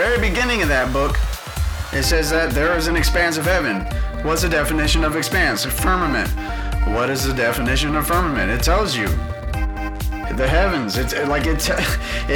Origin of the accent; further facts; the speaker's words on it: Houston, Texas, United States; I grew up in Houston